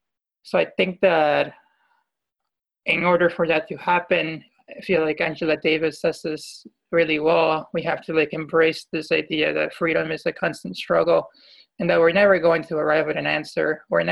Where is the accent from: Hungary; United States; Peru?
Peru; my home country, Peru